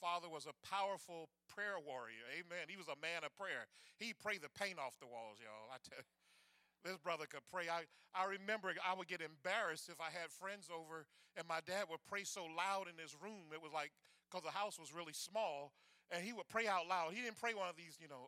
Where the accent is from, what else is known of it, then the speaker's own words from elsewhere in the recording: the Florida Panhandle, United States; In that part of Florida that I grew up in, the Panhandle